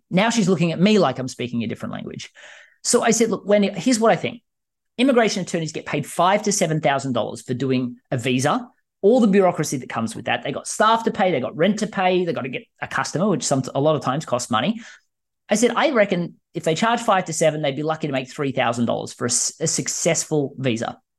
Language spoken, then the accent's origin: English; Australia; now in United States; I mean, I was terrified moving from Australia to the US.